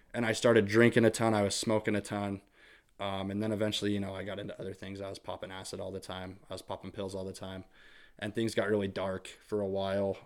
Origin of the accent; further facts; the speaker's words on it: St. Anthony, Idaho, United States; I grew up in Saint Anthony, Idaho